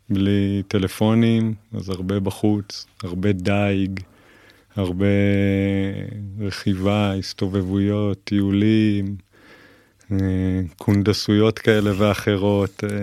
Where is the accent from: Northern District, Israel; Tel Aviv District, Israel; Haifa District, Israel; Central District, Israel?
Northern District, Israel; Kabri; אני היום בן 40, אה, יליד קיבוץ כברי